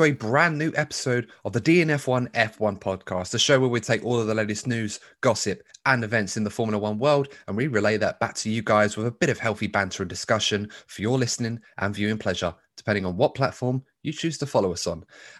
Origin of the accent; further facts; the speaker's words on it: United Kingdom; as a British fan and perhaps a McLaren supporter in some regard at the time, it was very difficult growing up knowing how successful McLaren were